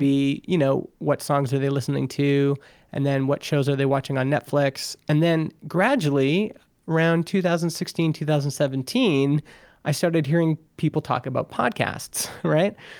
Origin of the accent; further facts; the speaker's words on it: Alberta, Canada; now in Vernon, Canada; I grew up in Alberta, Canada